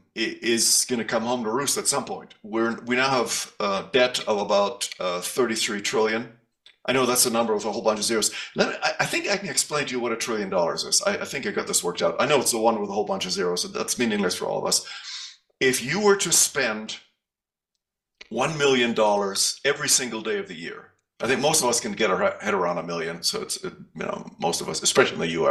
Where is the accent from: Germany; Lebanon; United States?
Germany; moved away; also born or lived in Canada; I was born in Germany, grew up in Germany, German parents. And then my parents immigrated to Canada